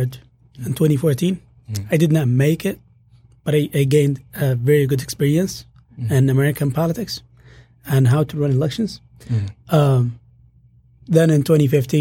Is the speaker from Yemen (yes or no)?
yes; Yemen; moved away as an adult; now in Hamtramck, United States; I'm from Yemen, Middle East